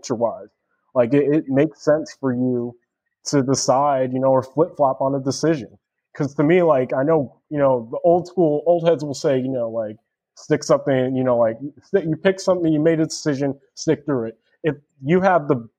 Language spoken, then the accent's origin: English; Chino Hills, California, United States; I'm from Chino Hills, California